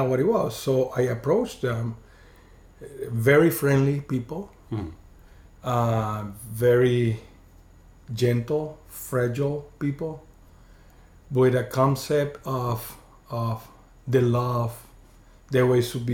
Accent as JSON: {"language": "English", "country": "Venezuela", "tie": "born or raised there", "also_born_or_lived": "Chicago", "moved": "as an adult", "lives_now": "Clearwater, United States", "said": "I grew up in Venezuela"}